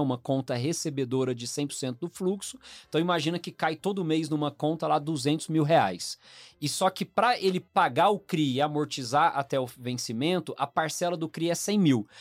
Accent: Goiânia, Goiás, Brazil; now in São Paulo, Brazil; eu sou natural de Goiânia, né? Minha família é toda de lá, mas em dois mil e um eu vim pra São Paulo

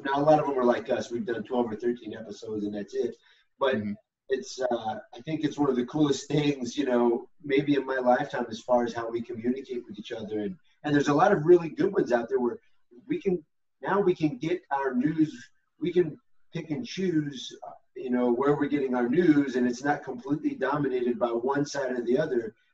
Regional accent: United States; I'm still as American as it can get, and the fact that I, rem, I, remind myself why we're supposed to be proud Americans

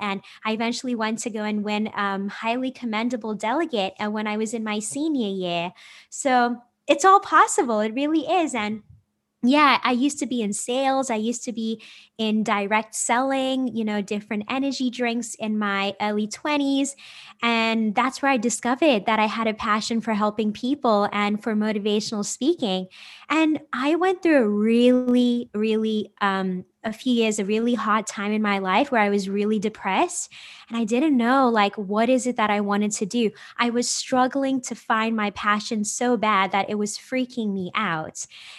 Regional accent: South Africa; now in United States; I'm originally from South Africa and I just moved back to the United States last year. I'm 29 years old.

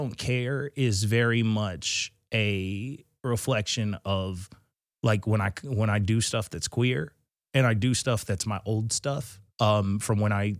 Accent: New Hampshire, United States; born there; Nah, I'm from everywhere. I was born in New Hampshire.

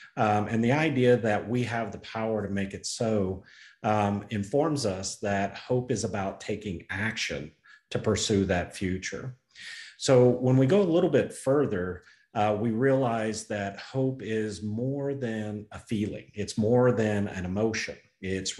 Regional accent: Oklahoma, United States; I'm from Oklahoma

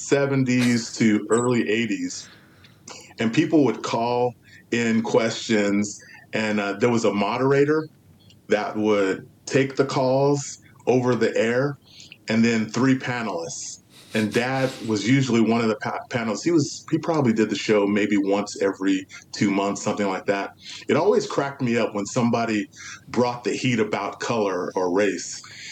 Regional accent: California, United States; also born or lived in Los Angeles; And so I was born in Los Angeles. So my formative years were in Southern California, and then eventually from the fifth grade on, was in the Central Valley in California.

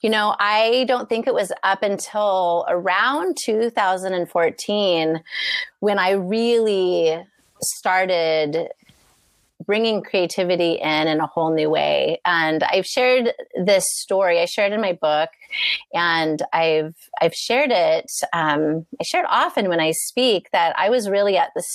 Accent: Medford, Oregon, United States; I am from Medford, Oregon, which is at the very bottom of the state

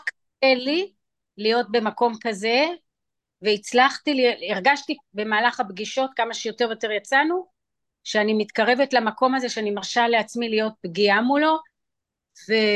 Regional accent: Israel; also born or lived in New York, United States; באתי בישראל וגדלתי גם בישראל וגם בניו יורק, היו לי שתי בתים אה. כי אמא הייתה גרה שם ואבא היה גר בארץ

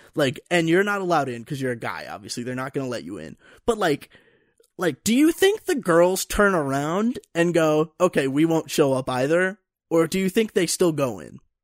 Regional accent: Pennsylvania, United States; moved away as an adult; now in Colorado, United States; And so I'm from Pennsylvania.

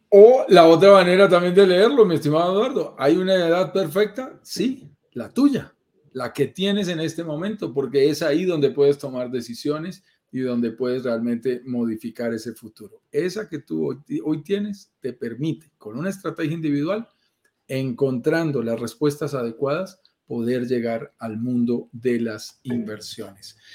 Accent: Colombia; te lo digo como colombiano, viviendo en Colombia

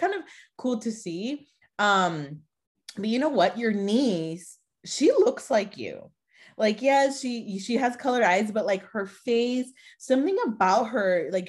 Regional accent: Mexico; born there; I was born in Mexico too.

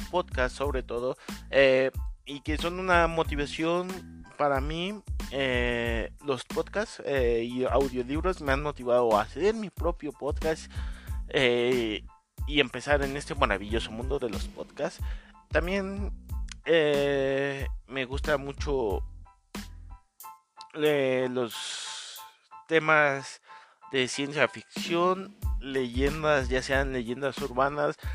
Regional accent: Mexico City, Mexico; Yo me presento … tengo 27 años, soy de la Ciudad de México

